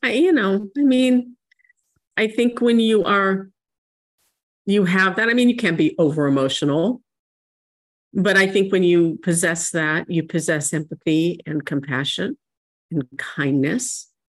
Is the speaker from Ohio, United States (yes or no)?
no; San Diego, California, United States; the church that I grew up attending here in San Diego